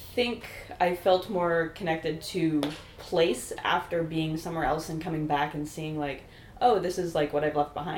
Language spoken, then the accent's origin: English; Toronto, Ontario, Canada; born or raised there